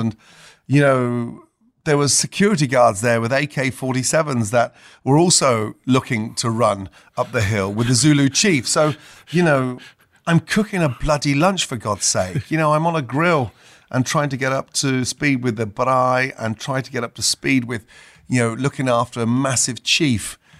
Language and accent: English; Stratford-upon-Avon, West Midlands, United Kingdom; I grew up in Stratford upon Avon